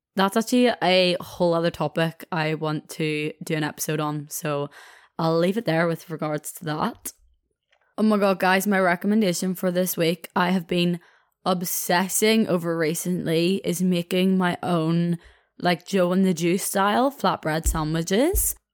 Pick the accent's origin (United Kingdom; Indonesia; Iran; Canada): United Kingdom; Belfast, Northern Ireland; I'm from Belfast itself